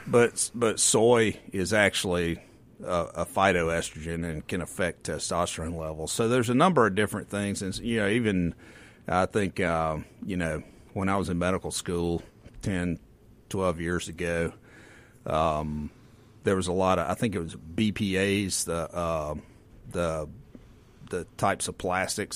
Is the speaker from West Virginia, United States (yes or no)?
no; the Mississippi Delta, United States; I grew up in the Delta